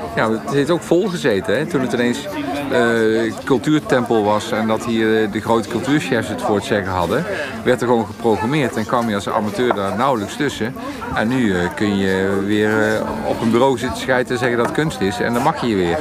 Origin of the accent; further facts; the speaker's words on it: Eindhoven, North Brabant, Netherlands; also born or lived in Stratum, Eindhoven; Ik kom uit Woensel, daar was echt geen fuck te beleven